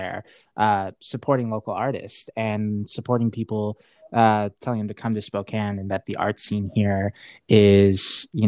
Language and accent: English; Saudi Arabia; moved away; where I'm from Saudi Arabia